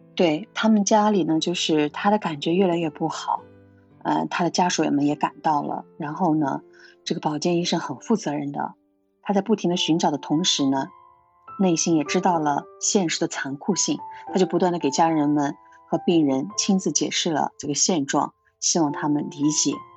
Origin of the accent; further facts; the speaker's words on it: Xinjiang, China; moved away as an adult; now in Japan; 我从小生活在新疆的，大西北，辽阔壮美的地方